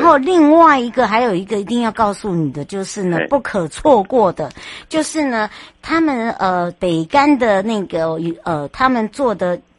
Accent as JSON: {"language": "Chinese", "country": "Taiwan", "said": "我们台湾人过去工作的也好啦"}